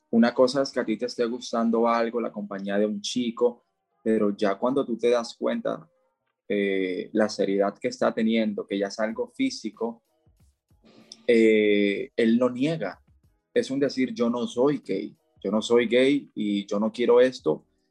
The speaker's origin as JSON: {"language": "Spanish", "town": "Barranquilla", "region": "Atlántico", "country": "Colombia", "moved": "as an adult", "lives_now": "Cali, Colombia", "said": "yo soy de Barranquilla, Colombia, aunque actualmente vivo en Cali"}